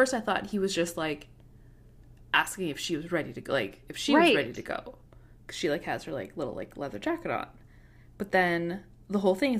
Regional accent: Canada; For anyone who listening who doesn't know, we are Canadian.

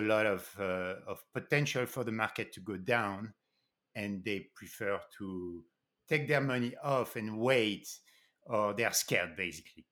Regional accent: Paris, Île-de-France, France; moved away; also born or lived in New York City, United States; I grew up in Paris, and then I moved to New York City.

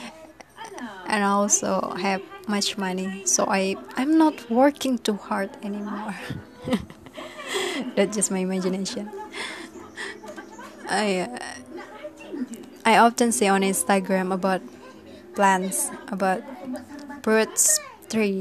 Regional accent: Amuntai, South Kalimantan, Indonesia; back to my hometown

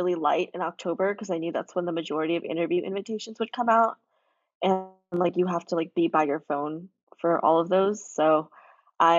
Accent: Arizona, United States; now in Sugar Land, United States; I grew up in Arizona, but now live in Sugar Land, Texas

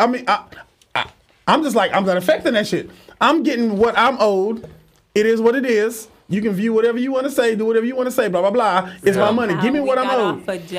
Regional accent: Jamaica; moved away; As a foreigner myself

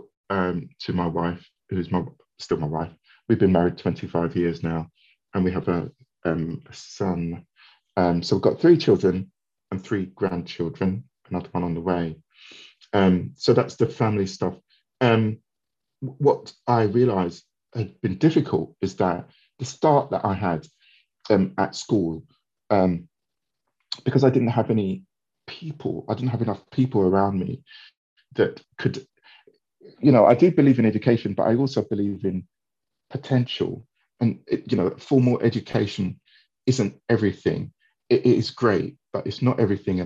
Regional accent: London, United Kingdom; I grew up in Wandsworth in South London.

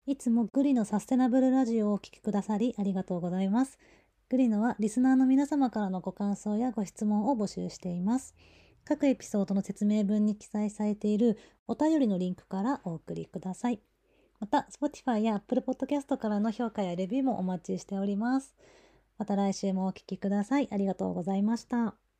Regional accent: Kagawa, Japan; 僕、香川県出身なんで

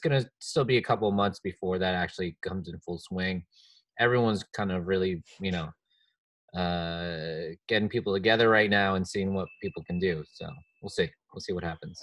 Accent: New Jersey, United States; my home state, New Jersey.

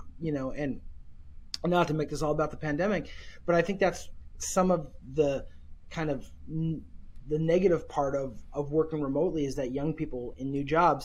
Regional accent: Seattle, Washington, United States; I'm born and raised in Seattle

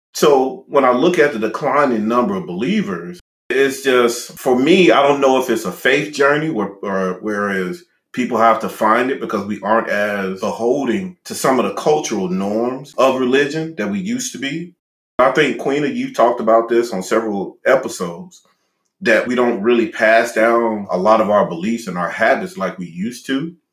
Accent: Louisiana, United States; being from Louisiana

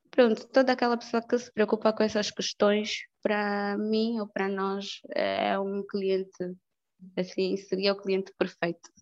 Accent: Angola; somos angolanos, somos africanos

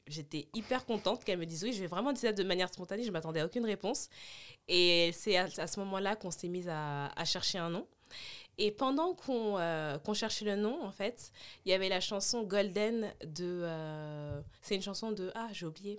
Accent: Puteaux, Île-de-France, France; J'ai grandi à Puto

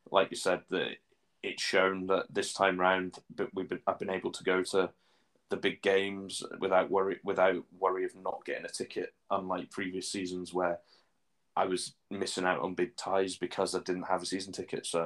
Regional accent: Newcastle, North East England, United Kingdom; I'm I'm from England, so it's, it's not an away day for me. It's a trip home.

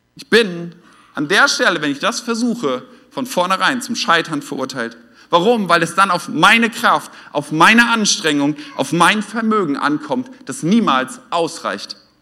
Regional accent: Oldenburg, Lower Saxony, Germany; now in Westhausen, Germany; ich komme eigentlich aus Norddeutschland und da haben wir nicht so viele Feuerwehrfeste, zumindest nicht in Oldenburg in der, in der Stadt

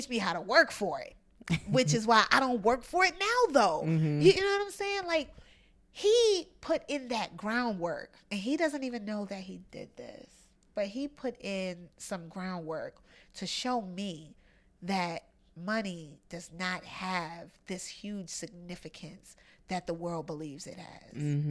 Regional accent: Brooklyn, New York, United States; I grew up in Brownsville in Brooklyn. We out here. In the hood, you know what I mean?

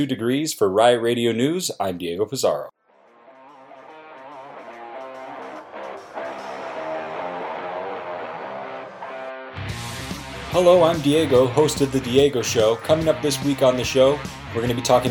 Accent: Milton, Ontario, Canada; moved away as an adult; now in Oshawa, Canada; I'm originally from Milton, Ontario.

